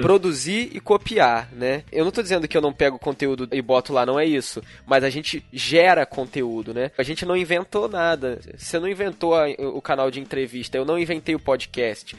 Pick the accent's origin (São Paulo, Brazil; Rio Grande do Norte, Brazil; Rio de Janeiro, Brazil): Rio de Janeiro, Brazil; Petrópolis; eu sou aqui de Petrópolis